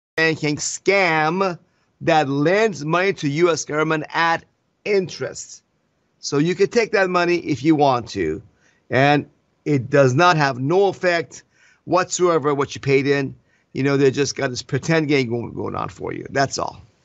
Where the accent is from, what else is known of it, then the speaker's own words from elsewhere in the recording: Iran; now in United States; I came from Iran. We have no freedoms there